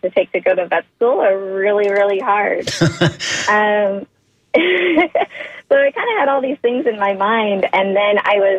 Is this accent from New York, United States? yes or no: yes; Chautauqua County, Western New York, United States; moved away; I'm from the Western New York region. I'm about an hour and a half south of Buffalo, New York, in a pretty rural area of the state in Chautauqua County. That's where I grew up